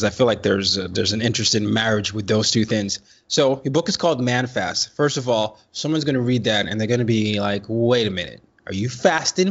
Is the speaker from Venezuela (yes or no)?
no; Nigeria; I'm from Nigeria